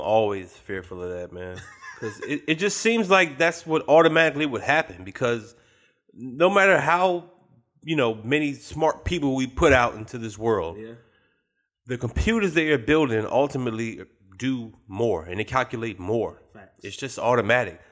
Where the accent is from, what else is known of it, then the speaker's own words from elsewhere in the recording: Richmond, Virginia, United States; I'm from Richmond.